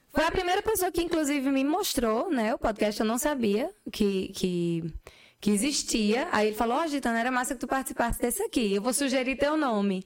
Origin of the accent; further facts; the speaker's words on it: Patos, Paraíba, Brazil; also born or lived in Campina Grande; Apesar de eu ser de Patos, eu nasci em Patos, né? Mas eu sou campinense também.